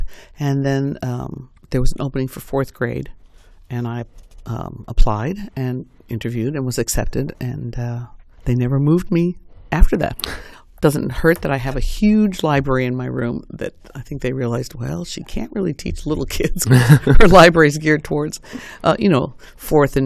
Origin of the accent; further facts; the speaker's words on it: New York, United States; moved away as an adult; also born or lived in Indianapolis, Indiana; now in Bloomington, United States; I came from the East Coast, New York